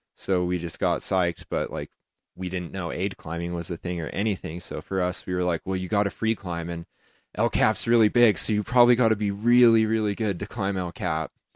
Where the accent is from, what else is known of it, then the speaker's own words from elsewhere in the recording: Heber City, Utah, United States; also born or lived in Moab, Utah / Ouray, Colorado; when I was a kid, it was a total redneck town.